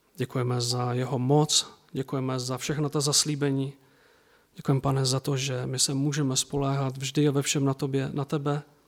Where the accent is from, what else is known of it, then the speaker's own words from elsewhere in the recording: Czechia; also born or lived in Bílovec; u nás v Čechách